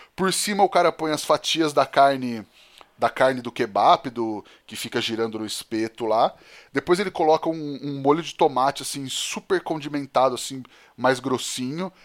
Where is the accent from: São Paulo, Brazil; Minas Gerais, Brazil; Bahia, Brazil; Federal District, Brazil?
Minas Gerais, Brazil; Divinópolis; sou de Divinópolis, Minas Gerais